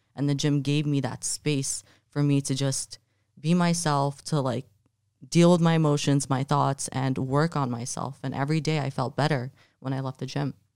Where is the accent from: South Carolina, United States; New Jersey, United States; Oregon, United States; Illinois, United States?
New Jersey, United States; also born or lived in Jordan; now in Miami, United States; I was raised in New Jersey, and then I moved to Miami